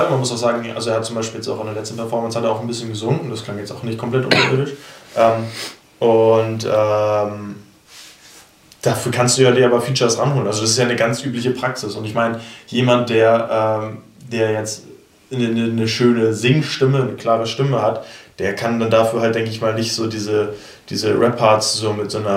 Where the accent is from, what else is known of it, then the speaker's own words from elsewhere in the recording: Kronsburg, Schleswig-Holstein, Germany; ich bin einfach hier in Kronzburg aufgewachsen, ne, bei in, einem, in einer glücklichen Familie, sag ich mal, ohne Probleme, ohne Flucht, ohne alles